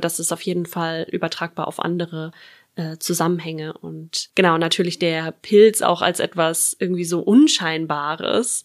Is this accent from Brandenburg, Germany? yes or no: yes; Brandenburg, Germany; moved away as an adult; also born or lived in Berlin; now in Flensburg, Germany; komme aus der Region Berlin-Brandenburg, aus einem kleinen Vorort